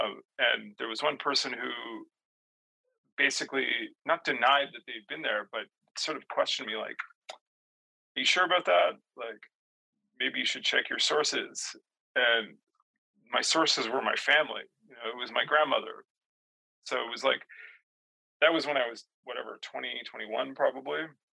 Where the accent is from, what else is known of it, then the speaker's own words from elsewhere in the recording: Ottawa, Ontario, Canada; I grew up in Ottawa. … I'm like a white Catholic kid from the suburbs. You know, it's easy to be French and English because of my family name